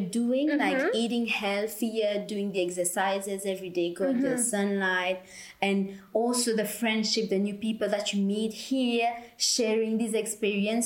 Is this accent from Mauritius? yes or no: yes; Mauritius; moved away